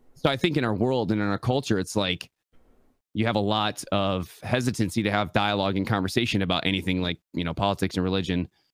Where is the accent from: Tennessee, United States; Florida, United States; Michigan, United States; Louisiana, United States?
Michigan, United States; West; I'm born and raised West Michigan, uh, the Mitten State